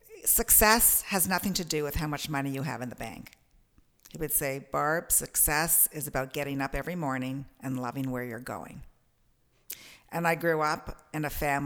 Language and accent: English; Toronto, Ontario, Canada; I'm a Torontonian, born in Toronto